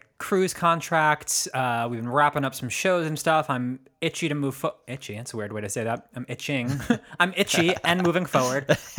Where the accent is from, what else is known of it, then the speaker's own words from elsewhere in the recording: Erie Canal, New York, United States; accent: northeastern; I grew up on the Erie Canal